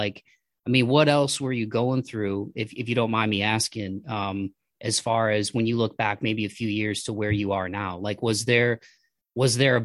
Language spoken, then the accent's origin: English; Toledo, Ohio, United States; we're from Toledo. So I grew up about an hour south of Detroit.